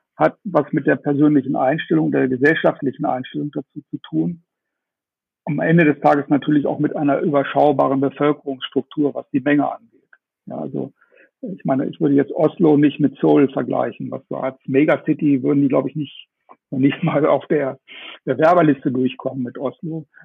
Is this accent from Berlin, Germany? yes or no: no; Stadthagen, Lower Saxony, Germany; now in Munich, Germany; Heute aus meiner Heimatstadt in Stadthagen. Eigentlich äh, ja mit dem Büro in, in München